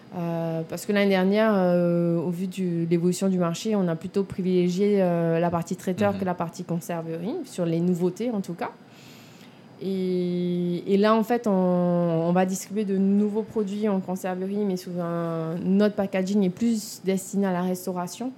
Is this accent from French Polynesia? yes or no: yes; Papara, French Polynesia; also born or lived in Toulouse, France; je suis née en Polynésie. Hein. j'ai grandi euh, à Papara, là où je mhm. me suis installée